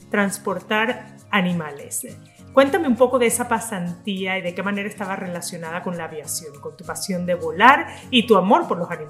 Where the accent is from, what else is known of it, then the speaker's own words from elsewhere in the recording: Zulia, Venezuela; Julián es hijo de una maracucha, tal cual como yo, venezolana